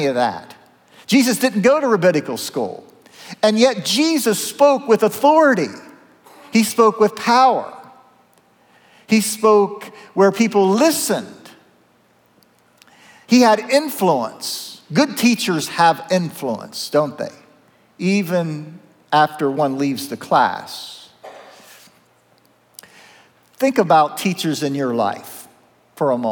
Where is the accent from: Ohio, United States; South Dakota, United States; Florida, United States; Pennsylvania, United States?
Ohio, United States; Zanesville; my hometown of Zanesville